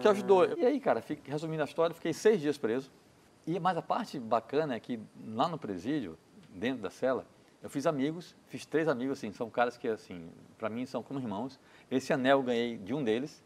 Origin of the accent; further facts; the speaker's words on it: Brazil; sou brasileiro